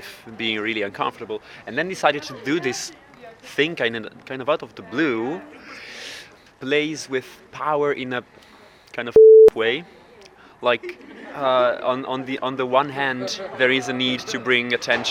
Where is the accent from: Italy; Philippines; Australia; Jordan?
Italy; now in Ireland; from Italy.